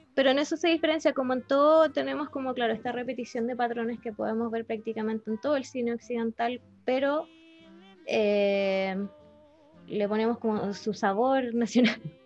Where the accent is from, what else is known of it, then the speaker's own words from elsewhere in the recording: Chile; tengo mi identidad como chilena, Por vivir aquí